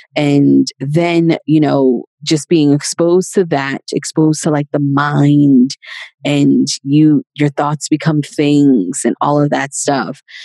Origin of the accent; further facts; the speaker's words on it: New York City, New York, United States; I'm originally from Queens, New York and I was born and raised there